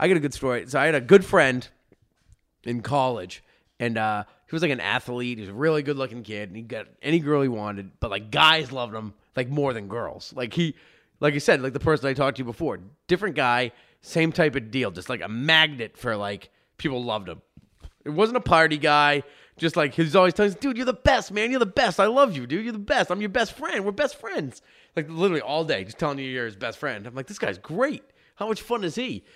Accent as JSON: {"language": "English", "region": "Massachusetts", "country": "United States", "said": "I'm from Massachusetts"}